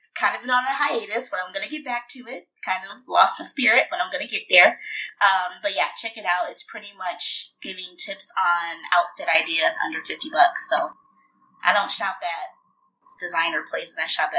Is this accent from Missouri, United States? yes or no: no; Michigan, United States; moved away as an adult; now in Dallas, United States; I'm from Michigan and went to Michigan State with these three fine fellows and moved to the Dallas, Texas area about 5 years ago.